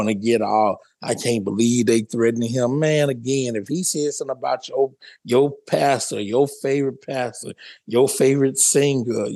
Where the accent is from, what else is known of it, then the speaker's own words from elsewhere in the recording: Louisiana, United States; I'm from Louisiana